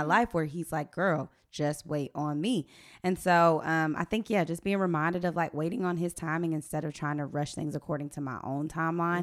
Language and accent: English; Atlanta, Georgia, United States; I am from the Atlanta, Georgia